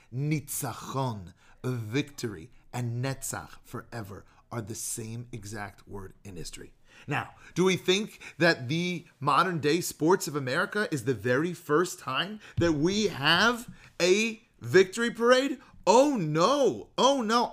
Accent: Bay Area, Marin County, California, United States; moved away as an adult; now in Chicago, United States; we grew up in the Bay Area, like Marin County, near San Francisco

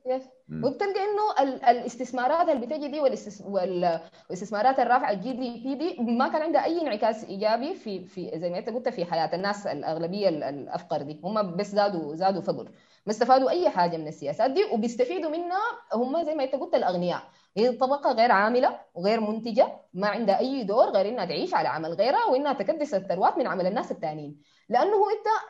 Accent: Sudan; نحن كسودانيين

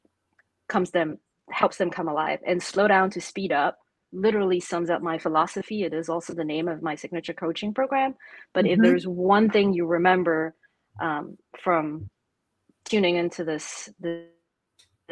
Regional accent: Singapore; moved away as an adult; also born or lived in Atlanta, Georgia, United States / China; having grown up as a and still identifying as a proud Singaporean

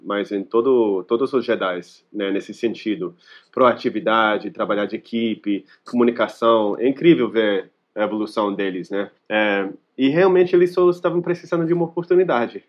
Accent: California, United States; Portuguese is a second language; moved away as an adult; also born or lived in Rio de Janeiro, Brazil; eu sou americano, eu sou da Califórnia.

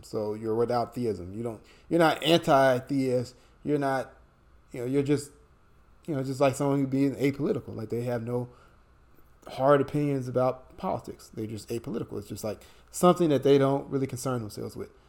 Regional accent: United States; Brian and I, you know, we're born and raised in the United States

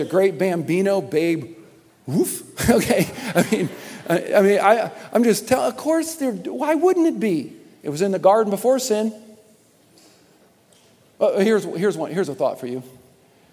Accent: Michigan, United States; I was born in Michigan

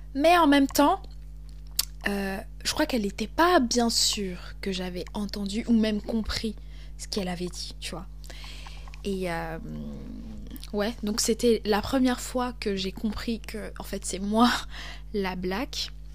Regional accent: Cameroon; accent: Cameroonian; moved away as an adult; also born or lived in Lyon, France; now in France; j'ai grandi au Cameroun, et euh, j'étais beaucoup dans des milieux bilingues

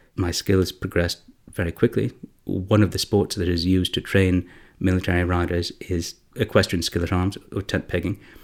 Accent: Canada; I'm Canadian, I, and I studied at secondary school in Canada

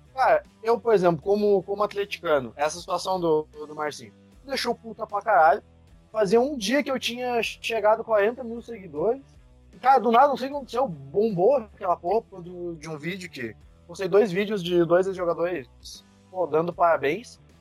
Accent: Cafelândia, Paraná, Brazil; eu sou lá de Cafelândia, que é a matriz. Meu avô viu a empresa crescer, conhece todo mundo tem granja lá

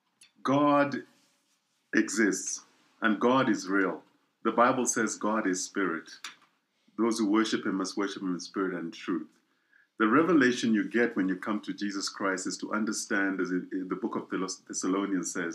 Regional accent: Kenya; moved away as an adult; now in South Africa; I was born in East Africa, a country called Kenya. And that's where I grew up most of my life and then moved on to South Africa.

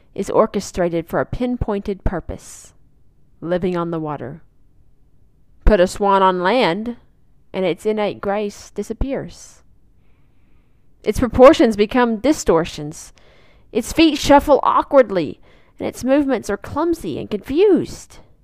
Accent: Arkansas, United States; Lake Magnus in my home state of Arkansas

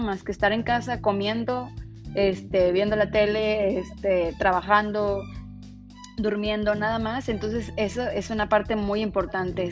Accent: San Luis Potosí, Mexico; moved away as an adult; now in Monterrey, Mexico; soy originaria de San Luis Potosí, pero llevo siete años viviendo aquí en Monterrey, Nuevo León

